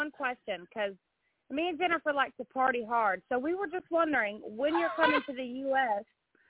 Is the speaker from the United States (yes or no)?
yes; the South, United States; accent: southern; you understand my southern accent?